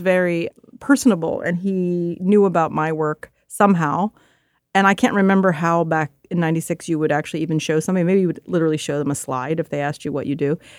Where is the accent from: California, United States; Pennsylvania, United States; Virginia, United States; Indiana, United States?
Pennsylvania, United States; Philadelphia; the neighborhood I grew up in Philadelphia